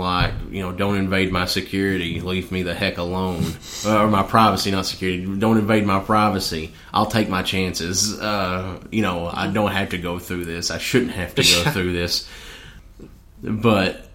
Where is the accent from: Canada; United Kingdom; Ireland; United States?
United States; as both an American and as a Christian